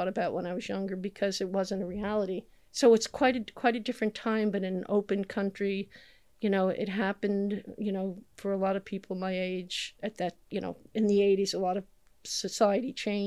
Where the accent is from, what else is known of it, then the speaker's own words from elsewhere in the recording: New Jersey, United States; moved away as an adult; also born or lived in New York City; now in London, United Kingdom; I grew up in New Jersey and just hopped over the river when I got old enough